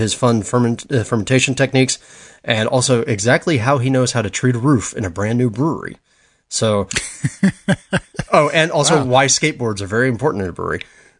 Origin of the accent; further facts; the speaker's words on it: Florida, United States; I grew up in Florida.